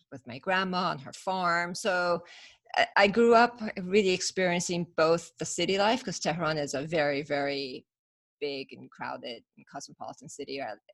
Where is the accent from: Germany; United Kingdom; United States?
United States; California; We I grew up in Northern California.